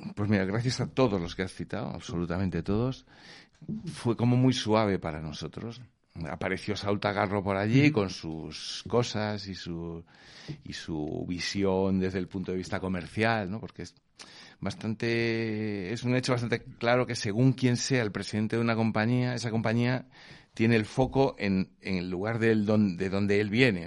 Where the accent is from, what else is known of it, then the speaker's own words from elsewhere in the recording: Vigo, Galicia, Spain; moved away; somos de Vigo